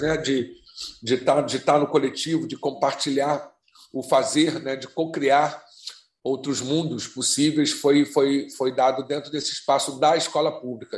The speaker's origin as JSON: {"language": "Portuguese", "region": "Rio de Janeiro", "country": "Brazil", "tie": "born or raised there", "said": "eu nasci, eu nasci, quer dizer, fui criado no Dia da Rainha, eu sou então sou um palhaço negro, suburbano carioca"}